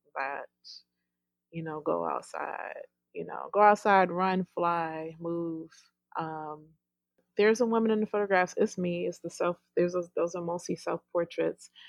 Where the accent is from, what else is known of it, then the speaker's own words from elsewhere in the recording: New York, United States; now in Mississippi, United States; I'm from New York